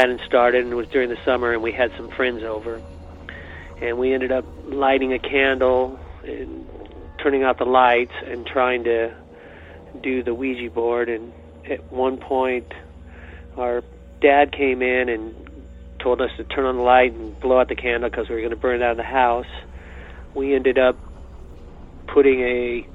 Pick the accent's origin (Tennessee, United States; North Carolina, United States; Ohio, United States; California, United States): California, United States; Dublin; My family moved to Dublin in 1966 and bought our house